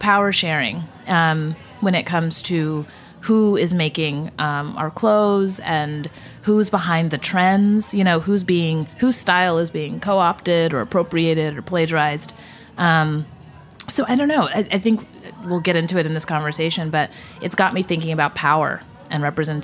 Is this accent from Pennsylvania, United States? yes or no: no; Trophy Club, Texas, United States; moved away as an adult; also born or lived in Detroit, Michigan; now in New York, United States; I was born in Detroit and grew up in Texas in a town that very, very, very, very few people have ever heard of. So I just say Dallas-Fort Worth, but it was Trophy Club, Texas is where I was raised.